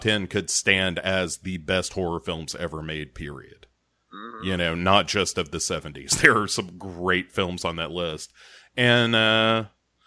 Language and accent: English; United States; Being an American